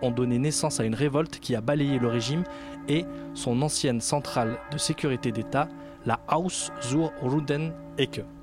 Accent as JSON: {"language": "French", "country": "Germany", "also_born_or_lived": "Munich", "first_language": "German", "second_language": "French", "lives_now": "Leipzig, Germany", "said": "Je suis allemande."}